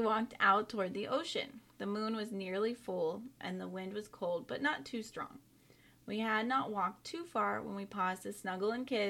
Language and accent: English; North Carolina, United States; I grew up in Eastern North Carolina, along the Crystal Coast, more specifically. South of the well-known Outer Banks, also known as the Graveyard of the Atlantic.